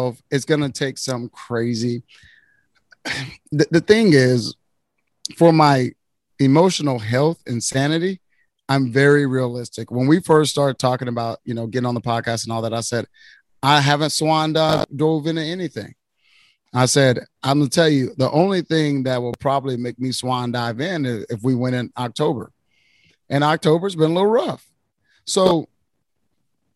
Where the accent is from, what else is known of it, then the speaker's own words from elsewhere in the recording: Waco, Texas, United States; I'm from the Waco area